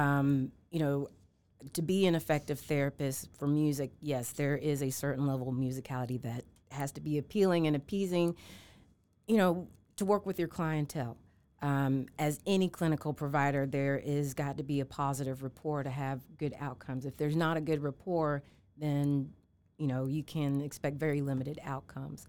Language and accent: English; Charlotte, North Carolina, United States; also born or lived in Atlanta, Georgia / Milledgeville, Georgia / Savannah, Georgia; now in Augusta, United States; born and raised in Charlotte, North Carolina